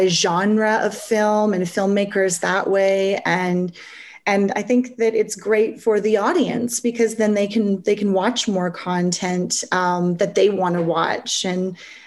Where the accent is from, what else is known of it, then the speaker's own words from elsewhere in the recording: Vancouver, British Columbia, Canada; They're in my hometown